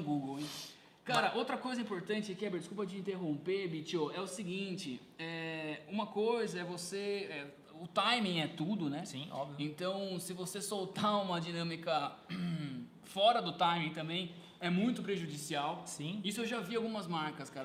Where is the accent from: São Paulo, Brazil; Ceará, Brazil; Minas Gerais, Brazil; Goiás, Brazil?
São Paulo, Brazil; Sorocaba; A gente é da cidade de Sorocaba aqui